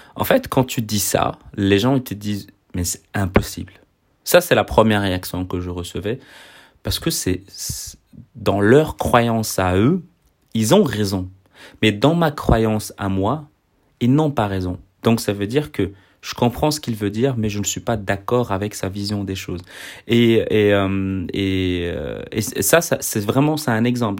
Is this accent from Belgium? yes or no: yes; Belgium; je suis belge